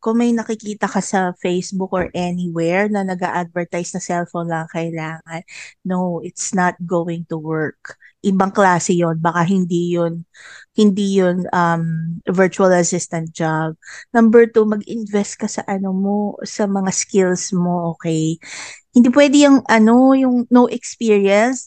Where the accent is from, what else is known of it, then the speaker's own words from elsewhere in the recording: Central Luzon, Philippines; Taga Bulacan ako